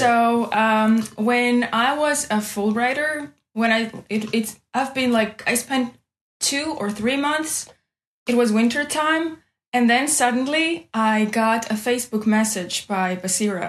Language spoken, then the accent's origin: English; Nalchik, Kabardino-Balkaria, Russia; English is a second language; I'm from Kabardina Bulgarian Republic, uh, Nalchik town.